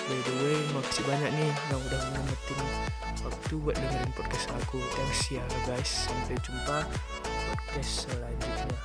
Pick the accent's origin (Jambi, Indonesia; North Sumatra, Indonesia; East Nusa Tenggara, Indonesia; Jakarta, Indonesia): North Sumatra, Indonesia; Kabanjahe; Umur saya 18 tahun, asal dari Kaban Jahe, Kabupaten Karo, Sumatera Utara.